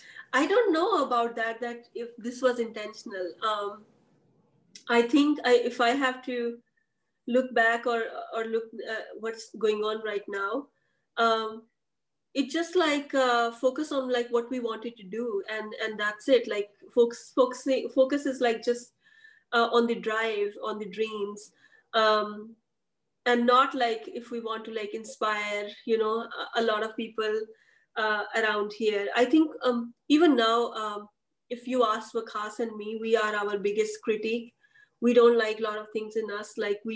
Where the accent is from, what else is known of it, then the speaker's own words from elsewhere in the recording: Pakistan; because first time I saw myself not as Pakistani women entrepreneur, but I saw myself as part of like human race